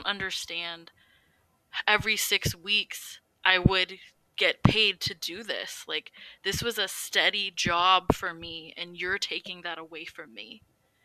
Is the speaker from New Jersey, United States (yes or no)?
no; Central Valley, California, United States; now in Oklahoma, United States; I'm being from Central Valley, California, currently living in Oklahoma